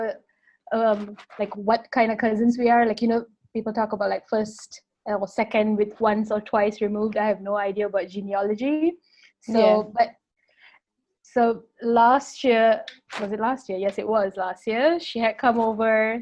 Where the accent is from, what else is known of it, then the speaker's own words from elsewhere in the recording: Malaysia; I'm from Malaysia